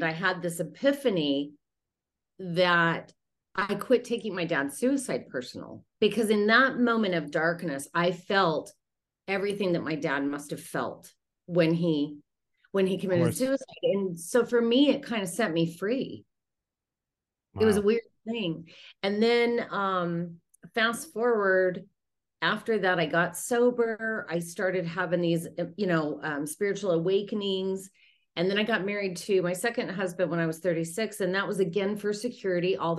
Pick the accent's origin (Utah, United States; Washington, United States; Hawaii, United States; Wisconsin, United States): Utah, United States; moved away; I'm from Utah originally